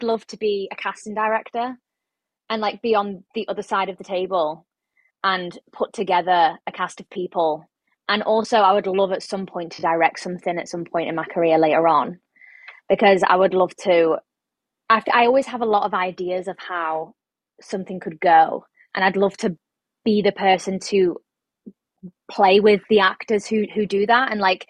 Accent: England, United Kingdom; I'm from England.

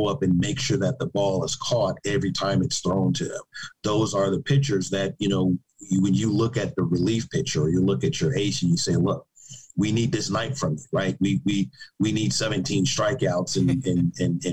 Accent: Chicago, Illinois, United States; I'm from Chicago

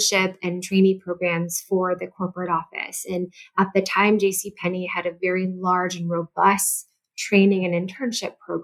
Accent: St. Louis, Missouri, United States; I did move home to St. Louis, Missouri. I'm originally from St. Louis.

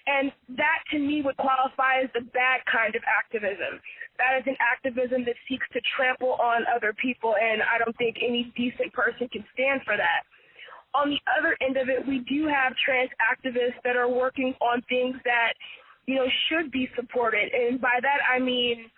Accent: San Francisco Bay Area, California, United States; I'm a California native, born and raised in the San Francisco Bay Area

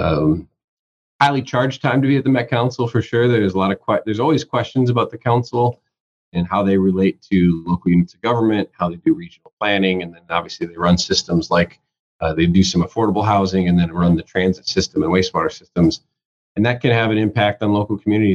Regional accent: Willmar, Minnesota, United States; moved away as an adult; also born or lived in Twin Cities, Minnesota; I worked non-union for a couple of years in Western Minnesota, which is where I'm from. I grew up in the Wilmer area up in Caney High County

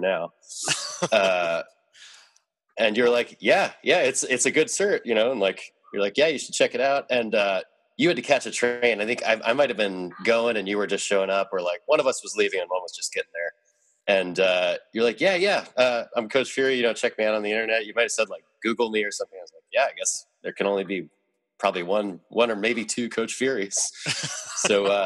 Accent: Seattle, Washington, United States; moved away as an adult; also born or lived in New York; I grew up in Seattle, was born here, et cetera, but then, you know, I lived out in New York for like 11 years

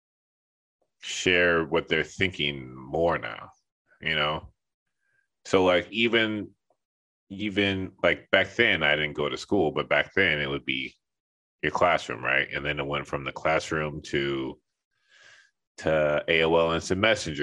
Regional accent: Los Angeles, California, United States; moved away as an adult; also born or lived in Texas; now in Linden, New Jersey, United States; I was homeschooled my whole life, and I grew up in Los Angeles

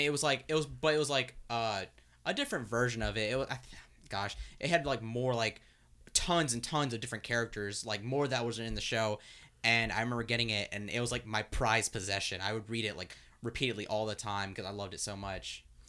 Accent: Alabama, United States; also born or lived in Japan / California / Florida; I was born in Japan, stayed in California for a few years, then moved down to Florida for, like, a year, then finally came to Alabama

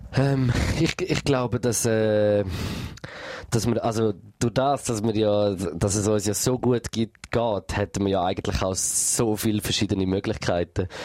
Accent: Switzerland

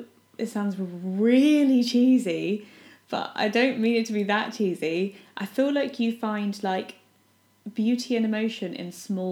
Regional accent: United Kingdom; we're not American.

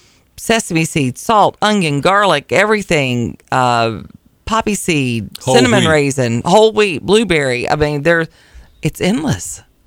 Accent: Amherst, Virginia, United States; And of course, I come from the Amherst area, so more snow coming in there.

